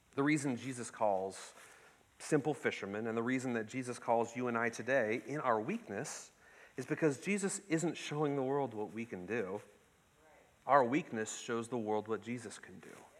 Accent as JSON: {"language": "English", "town": "Ketchikan", "region": "Alaska", "country": "United States", "tie": "born or raised there", "said": "I was born and raised in Ketchikan, the salmon capital of the world"}